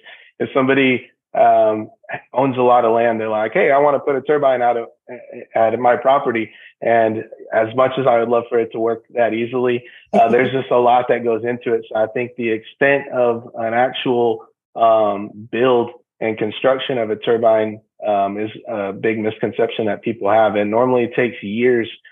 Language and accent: English; San Antonio, Texas, United States; moved away as an adult; now in Houston, United States; We're both born and raised in San Antonio. Now we're moved out here to Houston